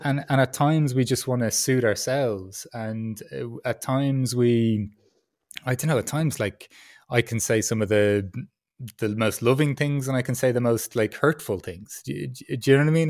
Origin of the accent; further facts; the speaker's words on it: Ireland; accent: Irish; also born or lived in Peru; now in Berlin, Germany; my Irish accent